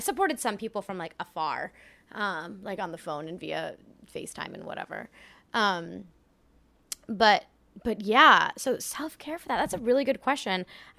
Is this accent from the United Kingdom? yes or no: no; France; moved away; I grew up in France, actually.